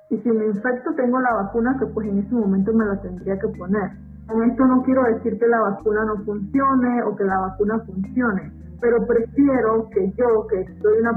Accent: Bocas del Toro, Panama; moved away

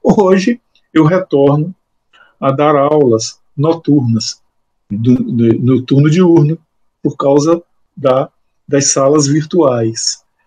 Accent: Bahia, Brazil; moved away as an adult; now in Alagoas, Brazil; Eu sou baiano

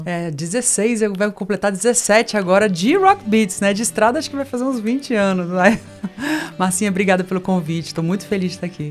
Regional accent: Brasília, Federal District, Brazil; also born or lived in Rio de Janeiro; Com quatro anos para Brasília. Vivenciei tudo aquilo de brincar embaixo do bloco

